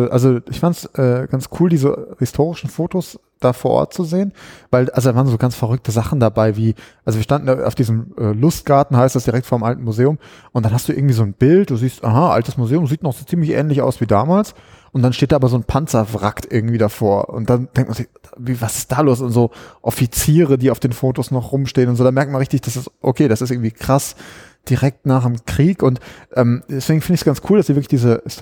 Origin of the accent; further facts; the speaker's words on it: Berlin, Germany; kann man die als, als Berliner quasi selbst auch nutzen.